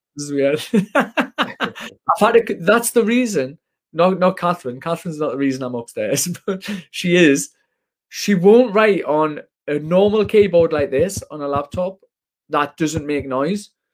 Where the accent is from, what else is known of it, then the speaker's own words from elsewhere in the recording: Washington, North East England, United Kingdom; I'm from Washington in Northeast